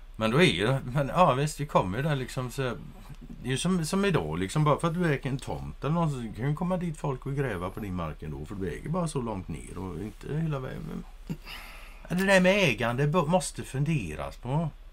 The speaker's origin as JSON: {"language": "Swedish", "country": "Sweden", "said": "som svensk"}